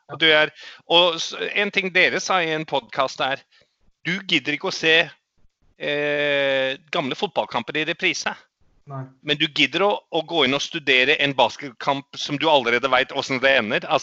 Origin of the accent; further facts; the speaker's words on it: New Zealand; also born or lived in Australia; now in Norway; hadde, jeg hadde en opplevelse da vi flytta i min barndom fra Australia til New Zealand. Da var jeg mm. litt bedrøvet og lei meg for at jeg ikke kunne spille Aussie Rules lenger.